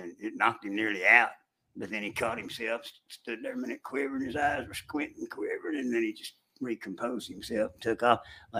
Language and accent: English; Arlington, Texas, United States; And I grew up in Arlington.